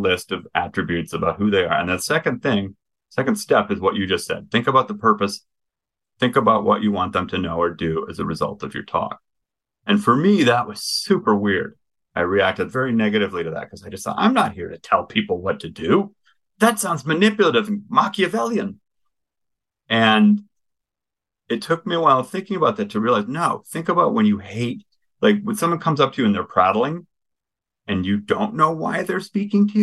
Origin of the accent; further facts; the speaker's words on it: Midwest, United States; I'm from the Midwest.